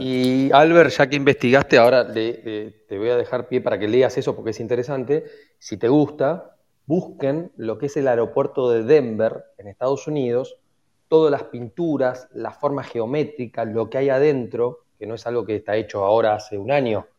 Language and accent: Spanish; Argentina; la mayoría somos argentinos